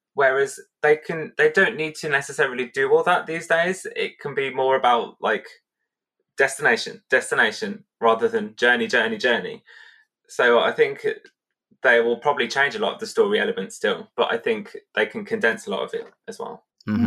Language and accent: English; United Kingdom; we're so British